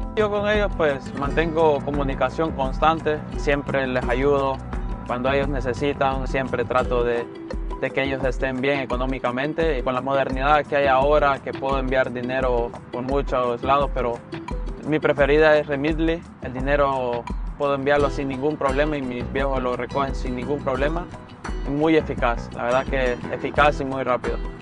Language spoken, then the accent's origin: Spanish; Tegucigalpa, Francisco Morazán, Honduras; moved away as an adult; now in Los Angeles, United States; Nací en Honduras, Tegucigalpa, eh, del barrio El Carrizal, de ahí soy proveniente